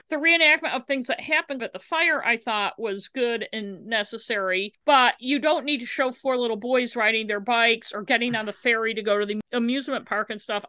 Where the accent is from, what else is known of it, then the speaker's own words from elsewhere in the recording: United States; I am an American